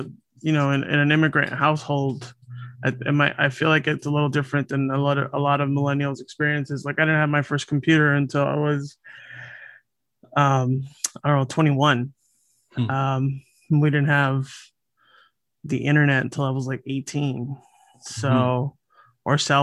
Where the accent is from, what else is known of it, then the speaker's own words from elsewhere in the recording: Los Angeles, California, United States; I grew up here